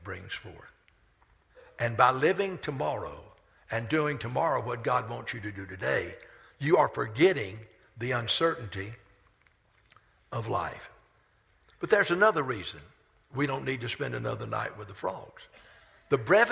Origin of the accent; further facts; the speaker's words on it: Rock Hill, South Carolina, United States; I grew up on Main Street in Rock Hill